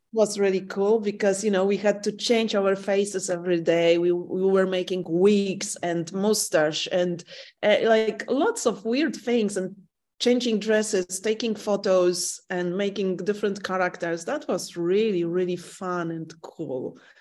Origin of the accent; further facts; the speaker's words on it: Warsaw, Masovian Voivodeship, Poland; English is a second language; I'm the person who lives in the same flat and room all my life. I was born in Warsaw